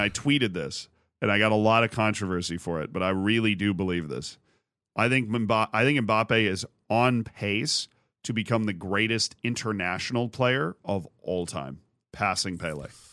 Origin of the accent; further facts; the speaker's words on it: United States; I'm American